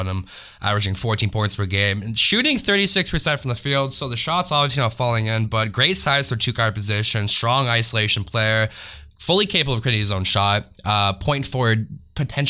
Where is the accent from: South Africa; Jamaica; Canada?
Canada; I'm Japanese, but I'm born in Canada